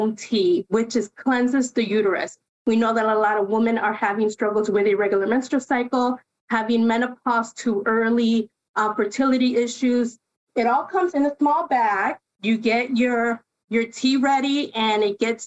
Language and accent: English; Chicago, Illinois, United States; first language Spanish; English is a second language; I grew up on the Northwest side here in the city